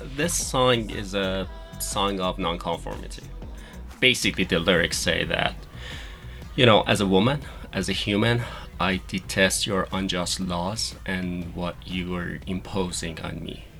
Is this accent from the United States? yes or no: no; Iran; moved away; I was born and raised in Iran. I went to school there